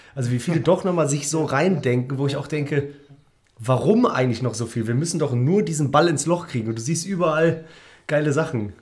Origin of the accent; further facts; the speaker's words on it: Cologne, North Rhine-Westphalia, Germany; als ja, Kölner